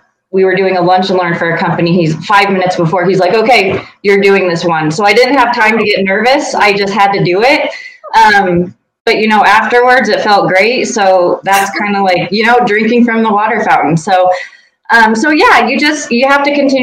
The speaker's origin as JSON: {"language": "English", "region": "Eastern Colorado", "country": "United States", "tie": "born or raised there", "said": "I grew up in Eastern Colorado in a small town"}